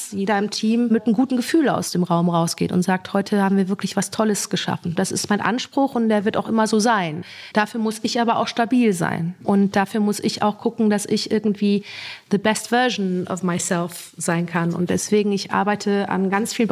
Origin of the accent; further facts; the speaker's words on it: Soest, North Rhine-Westphalia, Germany; born there; Und ich wurde dann in Soest geboren, in einem Militärkrankenhaus.